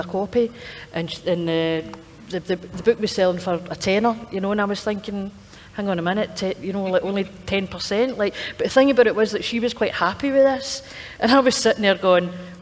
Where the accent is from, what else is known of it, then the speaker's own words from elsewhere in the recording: East Kilbride, Scotland, United Kingdom; now in Glasgow, United Kingdom; I grew up in East Kilbride, but I've been living in Glasgow for the last 15 years